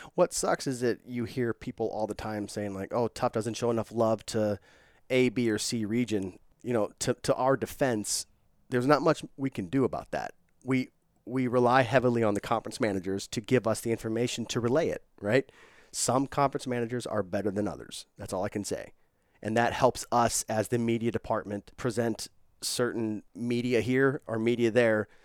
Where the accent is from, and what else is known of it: St. Louis, Missouri, United States; now in Los Angeles, United States